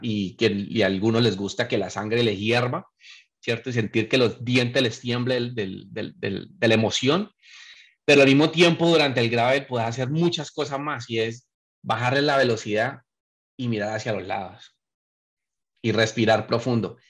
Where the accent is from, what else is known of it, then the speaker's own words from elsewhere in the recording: Colombia; moved away; he vivido fuera muchos años. nací allá y lo viví